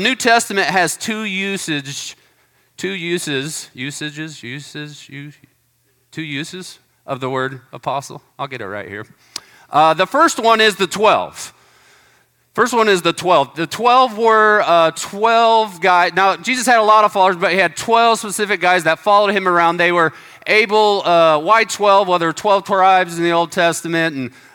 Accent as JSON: {"language": "English", "country": "United States", "said": "we're Americans"}